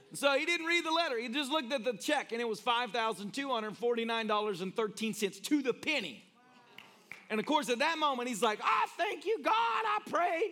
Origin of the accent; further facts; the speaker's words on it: Tennessee, United States; moved away; I'm originally a Tennessean